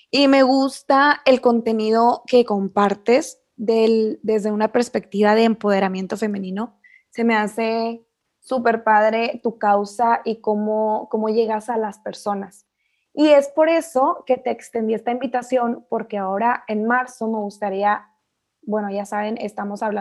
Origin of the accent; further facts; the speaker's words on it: Camargo, Chihuahua, Mexico; yo soy de Camargo